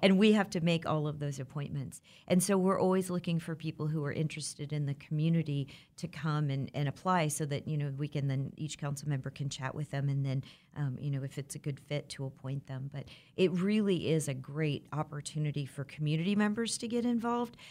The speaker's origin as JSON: {"language": "English", "town": "Le Mars", "region": "Iowa", "country": "United States", "tie": "born or raised there", "moved": "yes", "lives_now": "Wichita, United States", "said": "I'm originally from Iowa. I was born and raised in a small town"}